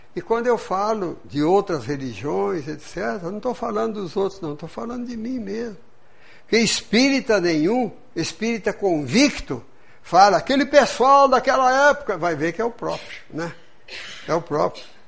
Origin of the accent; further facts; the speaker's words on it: Lins, São Paulo, Brazil; moved away as an adult; now in Juiz de Fora, Brazil; Estudei num colégio protestante, etc. Irmão do Grambi daqui de Juiz de Fora, lá no interior do estado de São Paulo